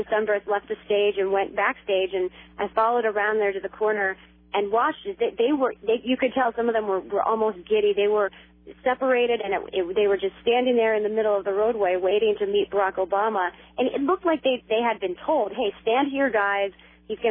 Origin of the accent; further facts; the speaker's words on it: Washington, District of Columbia, United States; I'm from Washington, D.C.